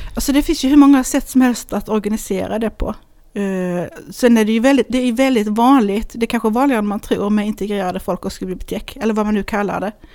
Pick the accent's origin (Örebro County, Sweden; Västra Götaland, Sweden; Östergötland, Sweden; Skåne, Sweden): Skåne, Sweden; Hässleholm; also born or lived in Lund; Jag är född i Hässleholm